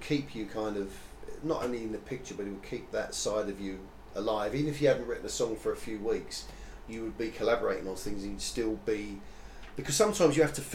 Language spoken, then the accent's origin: English; Basildon, East of England, United Kingdom; I'm from Basildon.